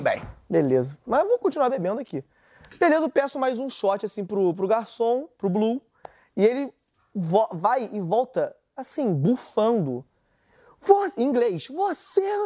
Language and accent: Portuguese; Brazil; accent: Brazilian; O sotaque brasileiro